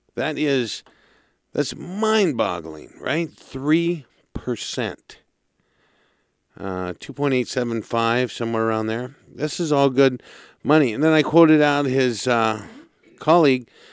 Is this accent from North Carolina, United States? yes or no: no; Santa Barbara, California, United States; Being born and raised in Santa Barbara